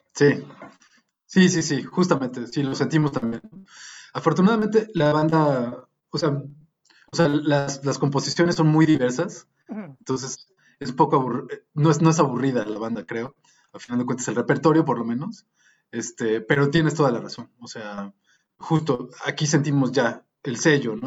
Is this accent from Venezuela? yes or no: no; Mexico; como mexicanos, como músicos